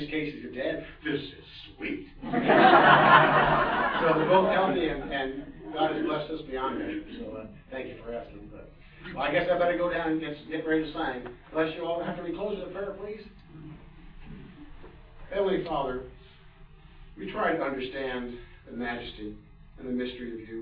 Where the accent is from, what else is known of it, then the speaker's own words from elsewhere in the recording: Washington, District of Columbia, United States; I grew up in the Washington, D.C. area.